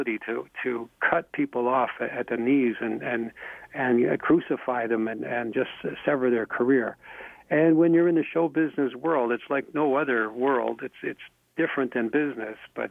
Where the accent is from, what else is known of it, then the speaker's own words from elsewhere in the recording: Canada; I'm a Canadian